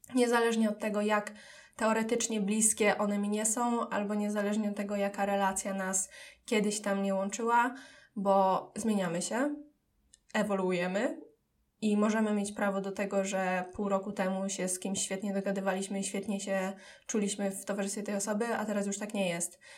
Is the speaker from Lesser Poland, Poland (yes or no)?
no; Dębica, Subcarpathian Voivodeship, Poland; moved away as an adult; now in Kraków, Poland; pochodzę z Podkarpacia, z Dębicy